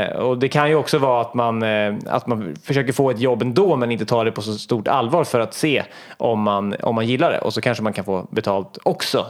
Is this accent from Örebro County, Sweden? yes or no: yes; Hallsberg, Örebro County, Sweden; moved away; när jag var liten och bodde hemma i Hallsberg